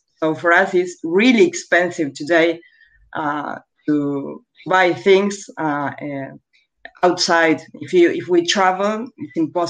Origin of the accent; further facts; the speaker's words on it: Argentina; English is a second language; Yeah, I'm from Argentina.